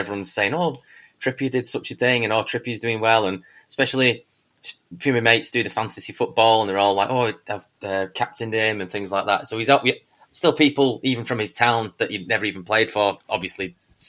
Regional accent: Bury, North West England, United Kingdom; So I'm from Bury as well. Well, I was born in Bury, sorry.

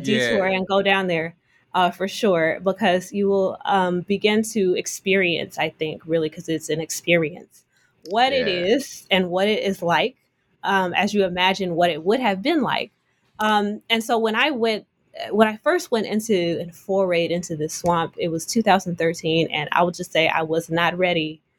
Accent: Oakland, California, United States; I'm from Oakland, California.

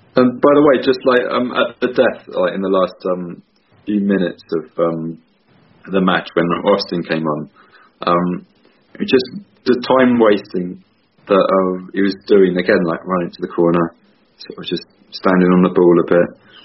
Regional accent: Southampton, South East England, United Kingdom; moved away; also born or lived in Poland; I'm from Southampton.

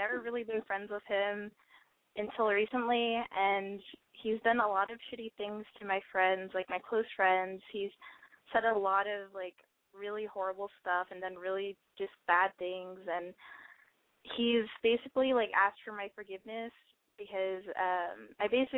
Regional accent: San Antonio, Texas, United States; I'm from San Antonio

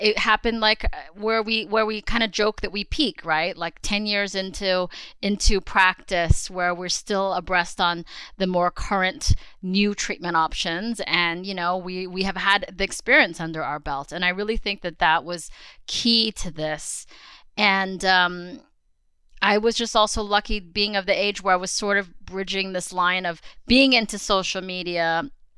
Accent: Los Angeles, California, United States; also born or lived in Queens, New York / Staten Island, New York; I was born in Queens. And I think we lived in Queens and Staten Island for about 5 years or so, but I would consider myself a California girl because I grew up really predominantly in Southern California in the LA area.

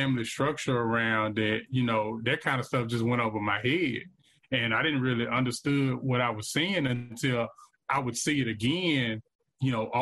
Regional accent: Vicksburg, Mississippi, United States; I grew up in Vicksburg, Mississippi, product of the Vicksburg One School District public education system

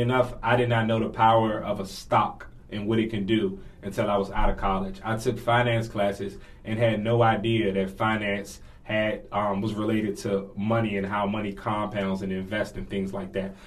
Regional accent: Washington, District of Columbia, United States; born and raised in Washington D.C., native Washingtonian

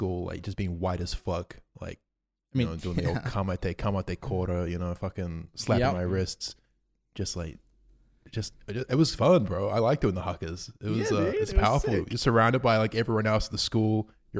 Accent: New Zealand; now in Australia; Yeah, New Zealand, growing up in New Zealand was fun. I really miss it moving here to Australia.

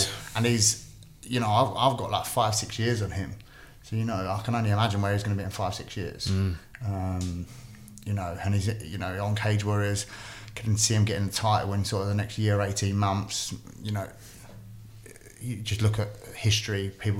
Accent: Windsor, South East England, United Kingdom; But growing up in Windsor and stuff, like that, it's not as rough area

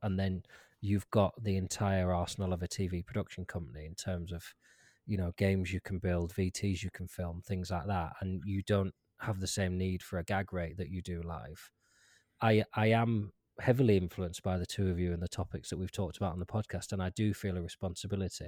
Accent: Lancaster, North West England, United Kingdom; I grew up in Lancaster, which is a big city

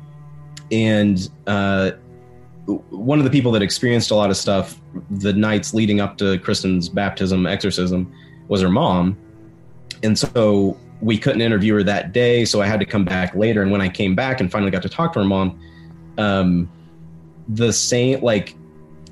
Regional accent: West Virginia, United States; growing up in West Virginia

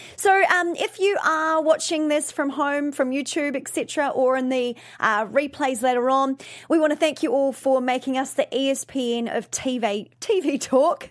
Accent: New Zealand; now in Los Angeles, United States; I am originally from New Zealand

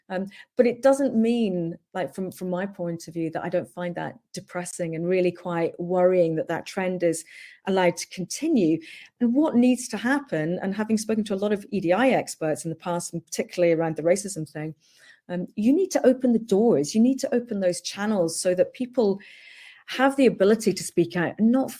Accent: Hong Kong; moved away; I grew up in Hong Kong and very, you know, fortunate to do so

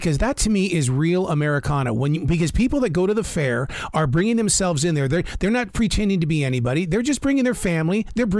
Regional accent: Montana, United States; also born or lived in Ranchester, Wyoming; Even though I'm from Montana, my family had a ranch down in Ranchester, Wyoming, a very, very, very small town.

